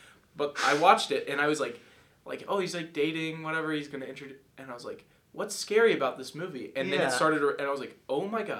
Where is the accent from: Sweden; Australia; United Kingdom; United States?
United States; Louisville, Kentucky; I'm from Louisville, Kentucky.